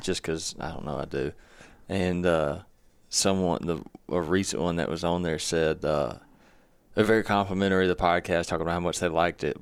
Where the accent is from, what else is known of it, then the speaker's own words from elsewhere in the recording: Mississippi, United States; we're all from Mississippi, too